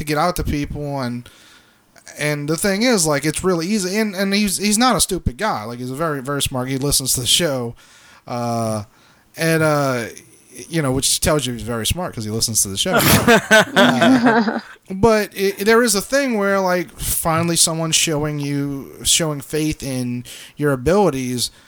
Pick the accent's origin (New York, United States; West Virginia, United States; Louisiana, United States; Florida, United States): Louisiana, United States; New Orleans; we're from New Orleans